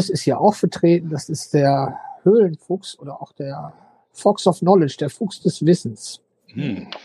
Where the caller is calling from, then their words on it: Ennepetal, North Rhine-Westphalia, Germany; Äh, ich bin hier in Ennepetal, Nordrhein-Westfalen.